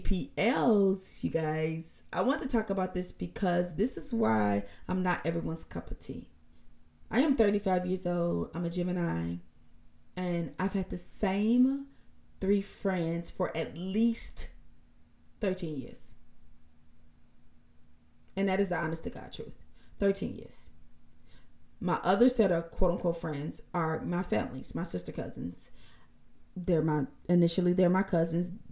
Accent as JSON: {"language": "English", "town": "Benton Harbor", "region": "Michigan", "country": "United States", "tie": "born or raised there", "also_born_or_lived": "Chicago, Illinois / Kalamazoo, Michigan", "said": "I was raised in Benton Harbor, Michigan."}